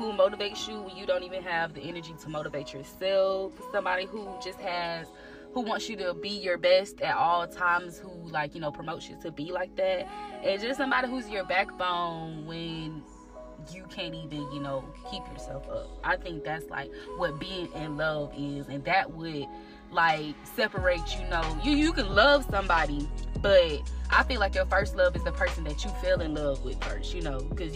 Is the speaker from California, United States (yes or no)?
no; Albany, Georgia, United States; also born or lived in Columbus, Georgia; I'm from Albany, Georgia. I'm 229 till